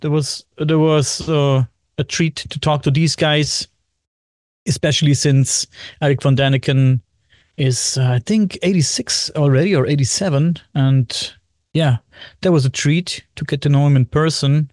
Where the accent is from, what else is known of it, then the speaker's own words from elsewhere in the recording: Bavaria, Germany; English is a second language; I am from Germany, Bavaria, Germany